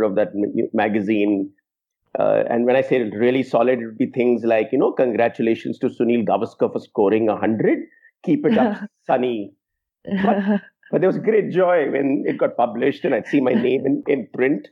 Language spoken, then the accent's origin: English; Mumbai, Maharashtra, India; also born or lived in Jaipur / Delhi; So while I was in Mumbai, I was in the same school throughout. But before that, I was born in Jaipur, so I went to a kindergarten there and then to another school in class one. And then we moved to Delhi, so I went to another school there and then came to Mumbai.